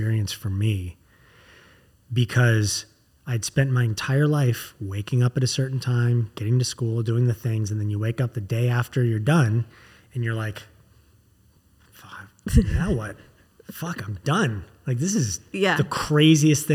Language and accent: English; Los Angeles, California, United States; growing up in Los Angeles, I used to go to Universal Studios all the time when I was a kid